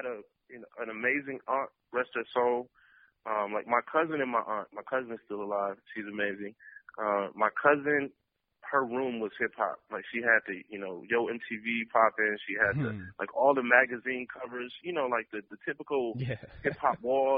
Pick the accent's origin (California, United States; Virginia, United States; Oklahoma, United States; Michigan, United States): Michigan, United States; Detroit; growing up in Detroit and being in certain areas.